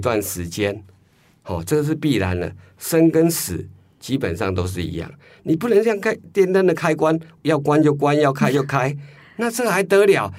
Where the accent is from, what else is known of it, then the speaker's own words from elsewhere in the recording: Taiwan; 我们台湾人